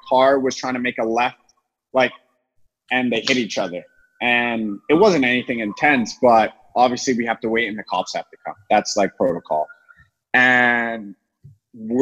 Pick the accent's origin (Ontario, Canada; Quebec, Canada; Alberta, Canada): Ontario, Canada; Toronto; now in United States; growing up in Toronto